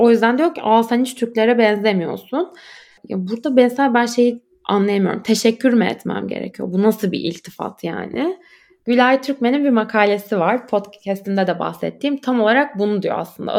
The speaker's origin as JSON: {"language": "Turkish", "country": "Turkey", "moved": "as an adult", "lives_now": "Berlin, Germany", "said": "burada doğup büyümemiş bir Türk'üm"}